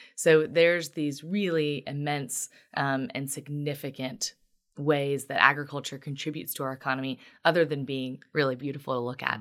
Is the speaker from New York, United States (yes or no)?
no; Union, Kentucky, United States; moved away as an adult; now in Lexington, United States; I am originally from Union in Boone County in Northern Kentucky. So, I was born and raised there